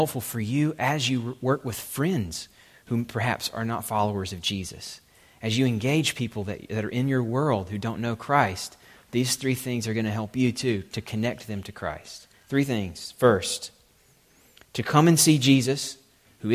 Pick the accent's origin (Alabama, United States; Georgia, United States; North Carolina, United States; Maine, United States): Alabama, United States; I'm from Alabama, even we Alabamians who are on the brunt of most people's regional jokes